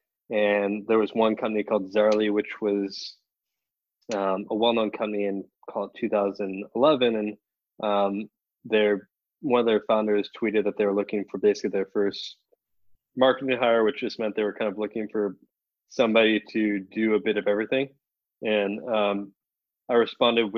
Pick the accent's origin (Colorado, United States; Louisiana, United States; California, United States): California, United States; Atherton; moved away as an adult; also born or lived in Kansas City; I grew up close to you in Atherton, California.